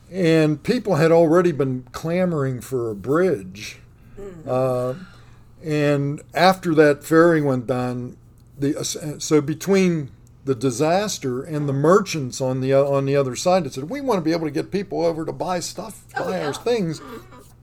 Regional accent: Pittsburgh, Pennsylvania, United States; I'm a lifelong resident of Pittsburgh. I grew up in the Elliott neighborhood of Pittsburgh

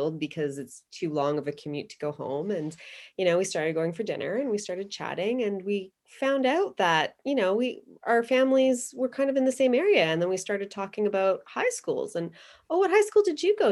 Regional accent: Toronto, Ontario, Canada; moved away as an adult; also born or lived in Waterloo, Ontario; now in Penticton, Canada; I grew up in Etobicoke and I went to the University of Waterloo

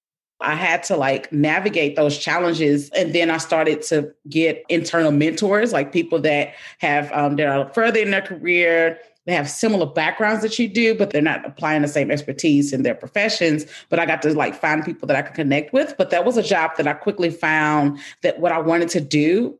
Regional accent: Nashville, Tennessee, United States; also born or lived in Cookeville, Tennessee / Denver / Minnesota; I'm from Nashville

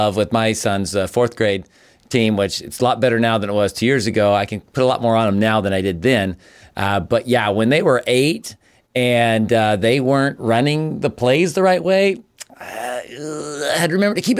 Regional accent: Kansas, United States; This list includes memories from our time growing up in Kansas.

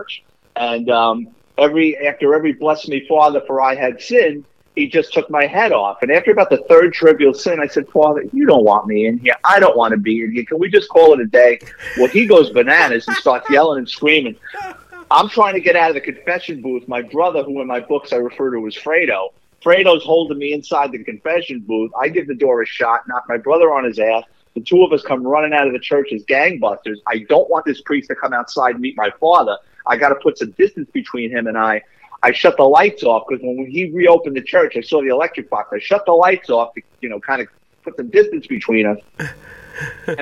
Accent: New York City, New York, United States; me growing up in the Bronx.

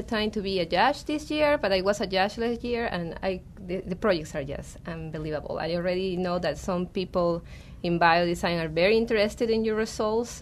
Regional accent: Peru; now in Arizona, United States; So I'm from Peru, and when I was working there at the NIH

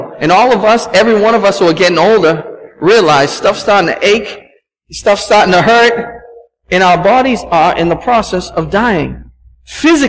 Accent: Boston, Massachusetts, United States; Growing up in Boston

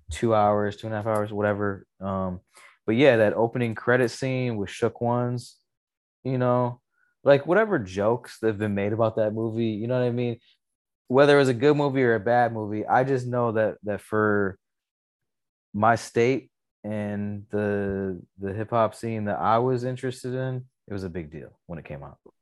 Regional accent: Lathrop Village, Michigan, United States; we grew up in Lathrop Village, which is, like, just outside of the suburb called Southfield

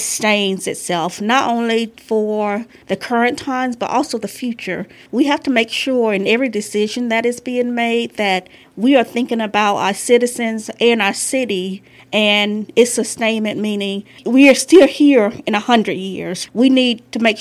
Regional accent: Thomasville, Georgia, United States; moved away as an adult; I was born and raised here in Thomasville, Georgia, and graduated from Thomasville High School

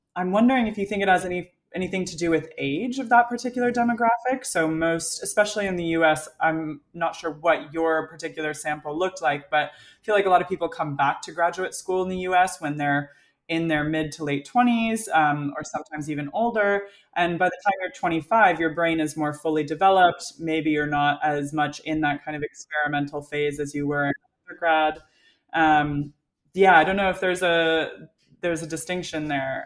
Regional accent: Colorado, United States; also born or lived in California; now in United Kingdom; I'm from Colorado, lived in California

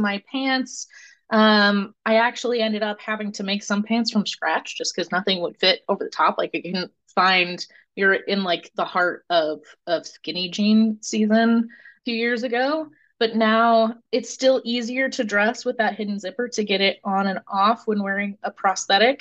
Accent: Cedar Rapids, Iowa, United States; moved away as an adult; now in Richmond, United States; I grew up in Cedar Rapids, went to University of Iowa for school

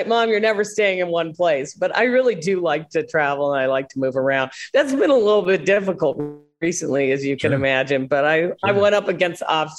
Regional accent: Wilmette, Illinois, United States; moved away as an adult; also born or lived in Glenview, Illinois / New York City; I grew up in Glenview and Wilmette. And when my parents moved to Wilmette to New Trier East

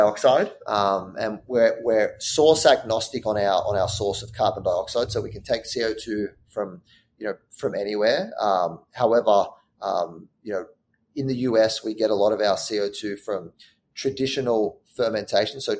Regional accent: Sydney, New South Wales, Australia; moved away as an adult; now in New York, United States; I grew up in Australia. I'm from Sydney, Australia

